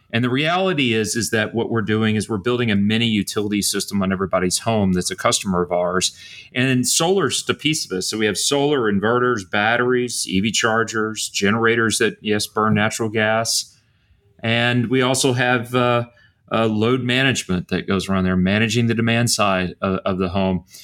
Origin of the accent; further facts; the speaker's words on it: Bryan, Texas, United States; I grew up in Bryan, Texas.